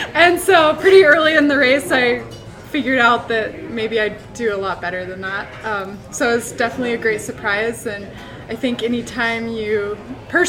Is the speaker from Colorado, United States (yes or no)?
no; Ashland, Oregon, United States; also born or lived in Portland, Oregon; I grew up in Ashland, Oregon